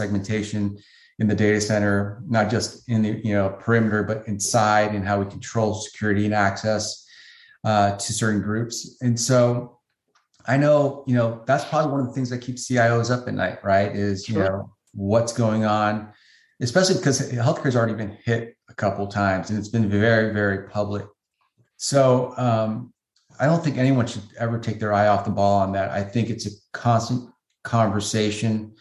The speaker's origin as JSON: {"language": "English", "town": "San Francisco", "region": "California", "country": "United States", "tie": "born or raised there", "said": "I grew up in the San Francisco area, went to high school in San Francisco"}